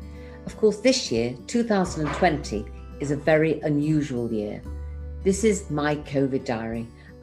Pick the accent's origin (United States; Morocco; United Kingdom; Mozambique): United Kingdom; England; now in Israel; I live here in Israel, but I'm originally from England.